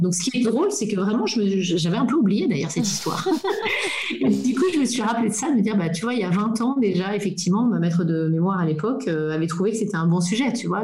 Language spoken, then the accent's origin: French; Belgium; first language French; moved away as an adult; also born or lived in Japan / Singapore / Germany / Brussels; now in Dresden, Germany; moi je suis belge francophone